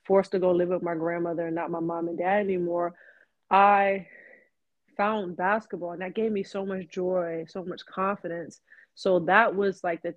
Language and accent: English; New York City, New York, United States; moved away as an adult; also born or lived in Knoxville, Tennessee; Grew up in Queens most of my life.